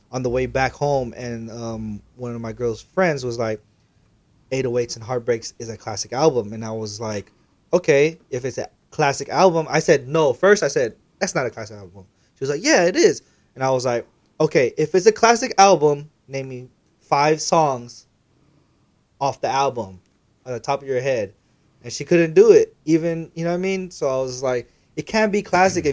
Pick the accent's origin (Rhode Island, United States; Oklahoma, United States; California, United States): California, United States; the Bay Area; I'm from the Bay